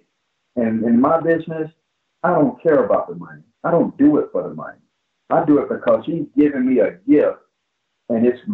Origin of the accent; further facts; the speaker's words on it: Plant City, Florida, United States; the kid that was growing up in Plant City